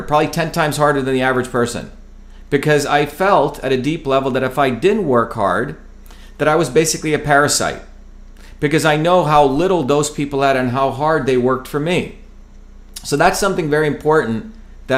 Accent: New Jersey, United States; born or raised there; also born or lived in India / Paterson, New Jersey / Clifton, New Jersey

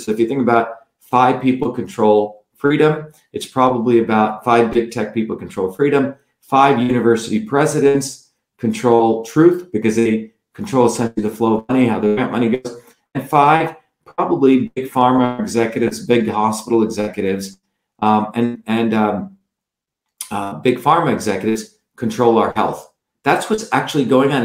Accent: South India, India; moved away; growing up in India

